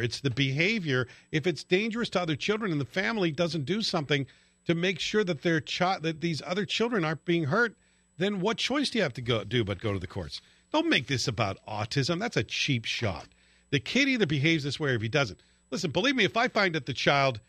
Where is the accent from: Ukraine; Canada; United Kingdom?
United Kingdom; near Glasgow, Scotland; moved away; when I lived near Glasgow when I was a kid.